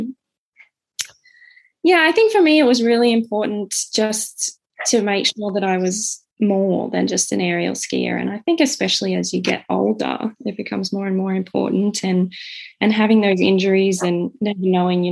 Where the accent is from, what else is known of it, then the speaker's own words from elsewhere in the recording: Canberra, Australian Capital Territory, Australia; I'm the youngest of three, born and raised in Canberra